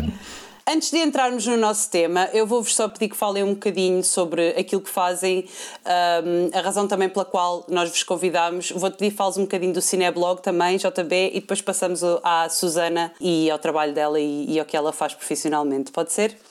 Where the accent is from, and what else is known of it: Portugal